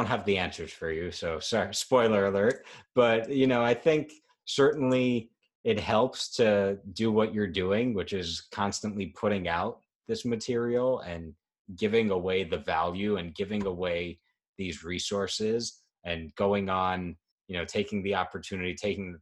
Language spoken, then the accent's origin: English; New York, United States; as a New Yorker